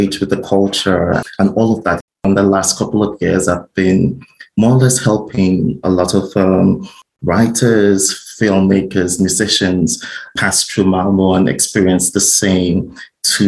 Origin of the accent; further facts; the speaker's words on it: Nigeria; moved away as an adult; also born or lived in United States; I'm originally from Nigeria. And while I lived in Nigeria, I'm a published writer